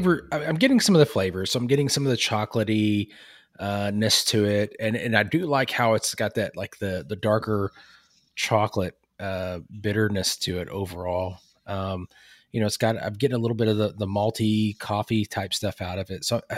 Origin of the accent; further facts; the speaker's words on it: United Kingdom; it's because I'm British.